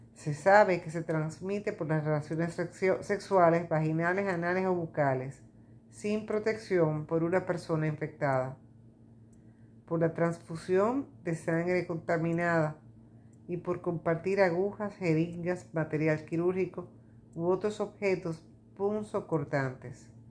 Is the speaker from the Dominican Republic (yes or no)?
yes; Dominican Republic; en mi país, República Dominicana